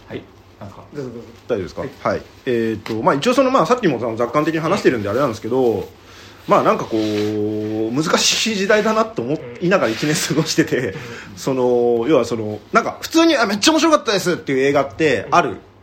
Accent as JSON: {"language": "Japanese", "region": "Hokkaido", "country": "Japan", "tie": "born or raised there", "moved": "yes", "said": "僕その地元北海道に帰りばまあ牛とかいますけど"}